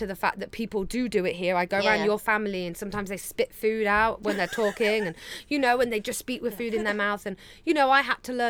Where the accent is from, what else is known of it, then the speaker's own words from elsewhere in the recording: England, United Kingdom; now in Taiwan; So with English English people